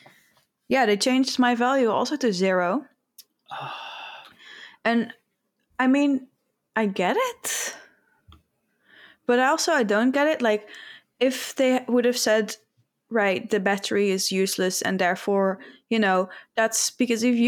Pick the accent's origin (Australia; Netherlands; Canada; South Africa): Netherlands; English is a second language; in the Netherlands, I think it's this company that's in my hometown